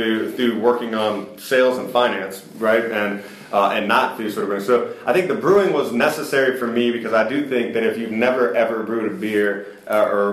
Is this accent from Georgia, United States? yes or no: yes; Stone Mountain, Georgia, United States; moved away as an adult; also born or lived in Atlanta, Georgia / South Carolina / East Coast; born and raised in Stone Mountain